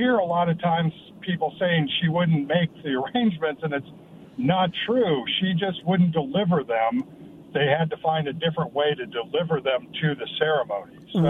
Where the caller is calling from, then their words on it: Kennewick, Washington, United States; Yeah, hey … from Kennewick.